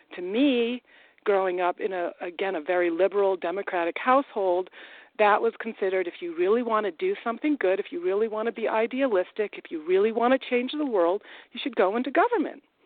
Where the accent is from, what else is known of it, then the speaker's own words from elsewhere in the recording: Massachusetts, United States; also born or lived in New Delhi, India; I grew up in Massachusetts, and my parents sent me to public schools